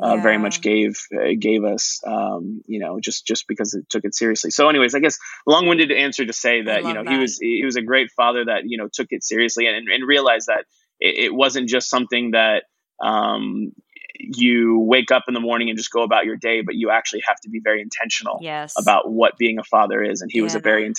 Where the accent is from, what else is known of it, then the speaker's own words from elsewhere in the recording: McKinney, Texas, United States; also born or lived in San Antonio; growing up in McKinney